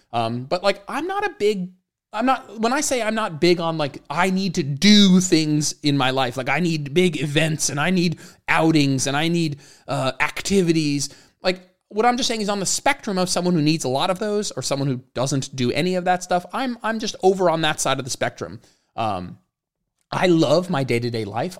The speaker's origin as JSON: {"language": "English", "region": "New Jersey", "country": "United States", "tie": "born or raised there", "also_born_or_lived": "Austin, Texas", "moved": "as an adult", "lives_now": "Raleigh, United States", "said": "both Jenna and I grew up in New Jersey"}